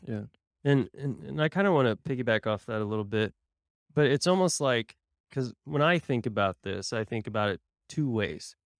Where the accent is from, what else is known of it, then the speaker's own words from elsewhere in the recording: Tulsa, Oklahoma, United States; moved away; my hometown of Tulsa